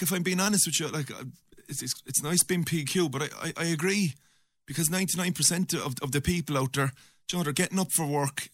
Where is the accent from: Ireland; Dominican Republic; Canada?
Ireland; Limerick, Munster; I was from the Tomac area